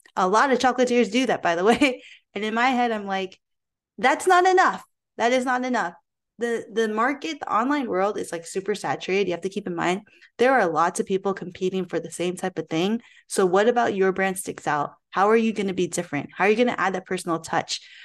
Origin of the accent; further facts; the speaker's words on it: Philippines; me being Filipino myself